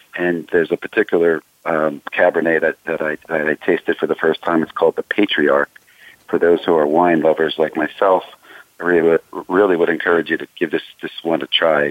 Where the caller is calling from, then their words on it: Westchester County, New York, United States; I am calling from the suburbs of New York in uh, Westchester County, um, where I reside.